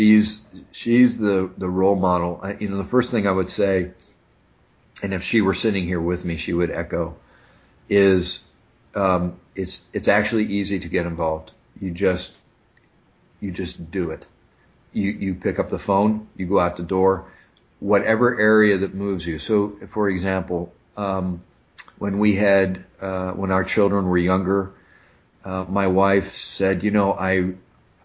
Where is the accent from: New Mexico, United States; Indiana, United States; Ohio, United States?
Indiana, United States; Noblesville; I'm from Noblesville, Indiana. And, you know, Noblesville has grown now. Noblesville, you know, we didn't have a McDonald's when I was growing up there